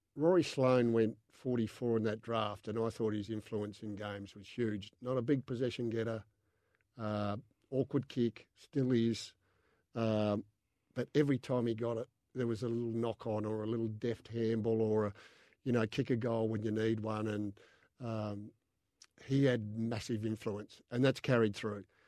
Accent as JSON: {"language": "English", "town": "Adelaide", "region": "South Australia", "country": "Australia", "tie": "born or raised there", "also_born_or_lived": "Mount Gambier / Lockleys", "said": "I was born in Adelaide, uh, lived in Mount Gambier from, uh, seven to ten"}